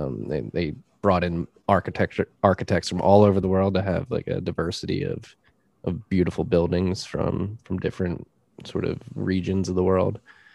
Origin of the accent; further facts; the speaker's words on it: Philadelphia, Pennsylvania, United States; there are pockets of Philly, mainly where I grew up in the Northeast section of the city, where you have these cookie cutter row home designs that are just not made to last.